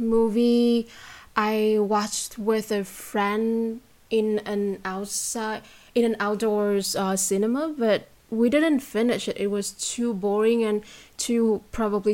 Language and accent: English; Vietnam; accent: Vietnamese; first language Vietnamese; English is a second language; I have a different accent when I speak English, and I have another one when I speak Vietnamese